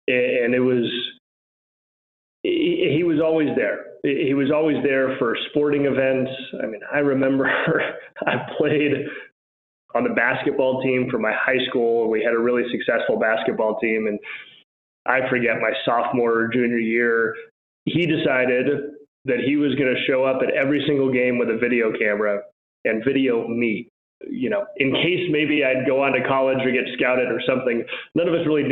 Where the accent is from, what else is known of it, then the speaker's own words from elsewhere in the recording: Albuquerque, New Mexico, United States; also born or lived in Washington, D.C.; So I grew up in Albuquerque, New Mexico